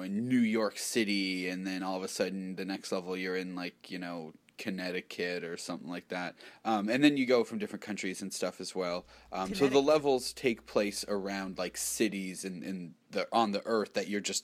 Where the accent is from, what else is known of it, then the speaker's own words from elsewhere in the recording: Canada; as a Canadian